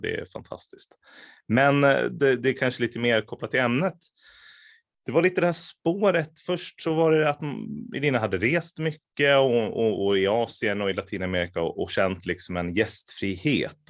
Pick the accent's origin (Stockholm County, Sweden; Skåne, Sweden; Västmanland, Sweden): Västmanland, Sweden; Västerås; also born or lived in Lebanon; jag är från Västerås från början